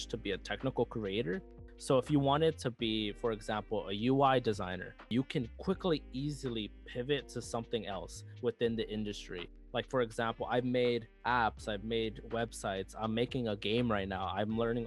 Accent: Los Angeles, California, United States; moved away as an adult; I come from South Central Los Angeles, where our schools weren't all that great compared to other schools

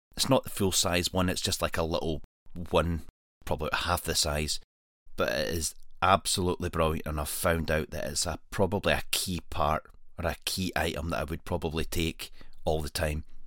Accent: Scotland, United Kingdom; this is my home country

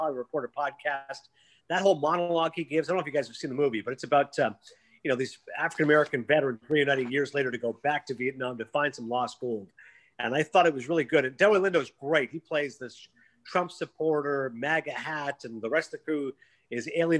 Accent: Toronto, Ontario, Canada; my hometown in Toronto

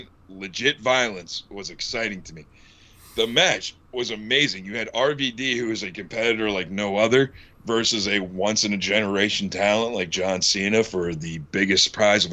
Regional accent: the Northeast, same state that ECW started in, Pennsylvania, United States; I grew up in the Northeast

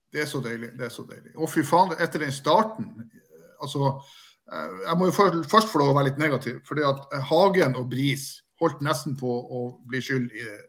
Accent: Bodø, Nordland, Norway; jeg er fra Bodø. Jeg er født og oppvokst eh, et dårlig steinkast fra Aspmyra.

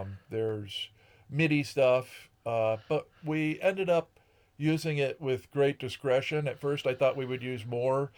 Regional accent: Ashford, Connecticut, United States; moved away as an adult; also born or lived in Boston / Columbus, Ohio; I grew up in Connecticut

